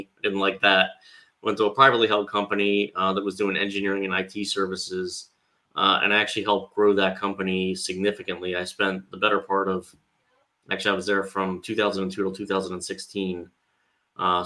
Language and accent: English; Cherry Hill, New Jersey, United States; I am from the southern New Jersey area outside Philadelphia. So I grew up in a town called Cherry Hill